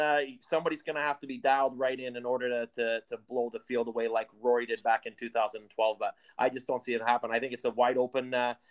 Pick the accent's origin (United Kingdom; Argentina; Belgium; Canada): Canada; we're Canadian